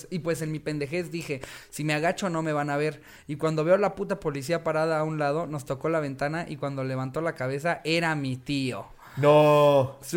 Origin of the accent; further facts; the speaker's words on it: Iztapalapa, Mexico City, Mexico; ya te dicen, no, para allá no voy, joven. Y eso que soy de Iztapalapa.